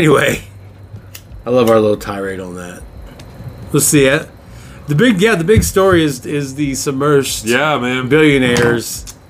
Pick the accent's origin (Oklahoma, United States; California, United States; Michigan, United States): California, United States; Oh, I'm sorry. We're from California.